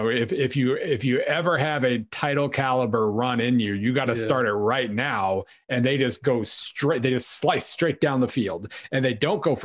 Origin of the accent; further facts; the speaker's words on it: Oklahoma, United States; I grew up in Oklahoma